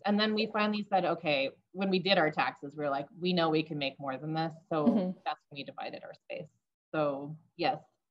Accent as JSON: {"language": "English", "region": "Northern California", "country": "United States", "tie": "born or raised there", "moved": "yes", "lives_now": "Boise, United States", "said": "I grew up in Northern California"}